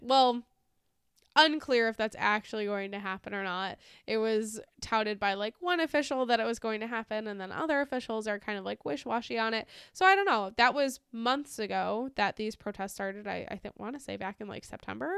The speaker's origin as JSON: {"language": "English", "country": "United States", "said": "as an American"}